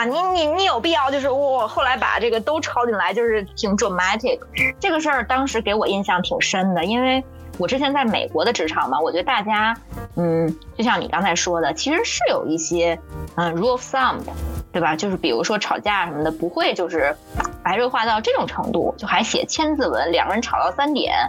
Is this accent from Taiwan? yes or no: no; China; 因为我是中国人，我了解这样在会上大家都有一些情绪化的前提下，其实是不能解决问题的